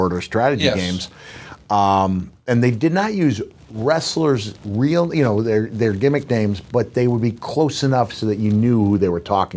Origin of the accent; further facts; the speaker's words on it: Bloomington, Indiana, United States; Bloomington, Indiana, which is where I was born